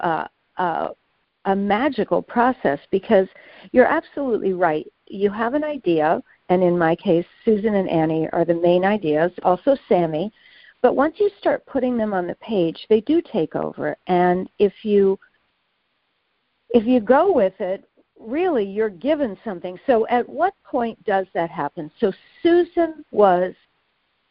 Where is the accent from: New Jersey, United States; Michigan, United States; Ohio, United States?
Michigan, United States; Detroit; I'm from Detroit